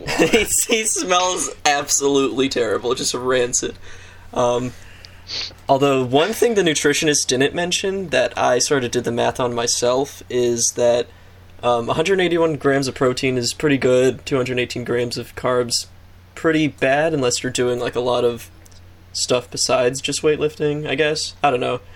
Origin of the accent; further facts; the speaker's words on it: United States; I'm an American